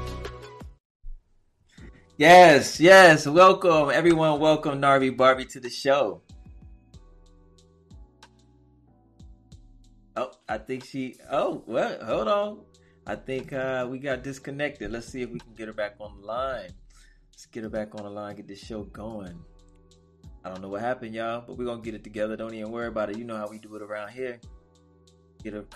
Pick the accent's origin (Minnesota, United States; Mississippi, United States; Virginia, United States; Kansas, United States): Mississippi, United States; Waveland; moved away; also born or lived in Texas / California / Las Vegas; I'm from Mississippi. I'm from Waveland, Mississippi. So I'm from a small town